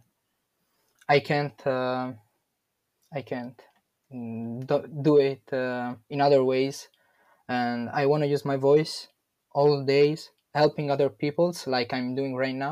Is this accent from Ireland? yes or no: no; Italy; I'm from Italy